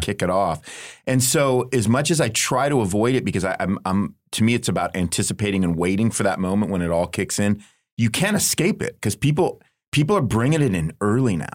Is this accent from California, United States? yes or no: yes; Southern California, United States; moved away as an adult; now in Midwest, United States; I grew up in Southern California